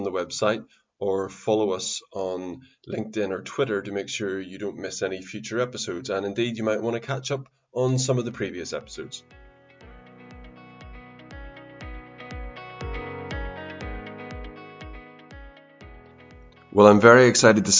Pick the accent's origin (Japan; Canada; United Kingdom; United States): United Kingdom; Northern Irish, Northern Ireland; accent: Northern Irish; Sometimes they get it right and say Northern Irish